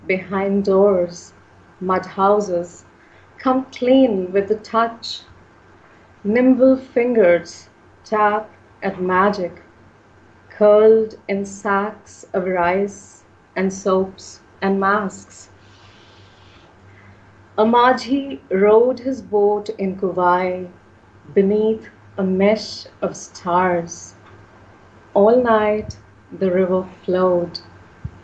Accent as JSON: {"language": "English", "region": "Punjab", "country": "India", "said": "I'm from India. And Punjab is my home state."}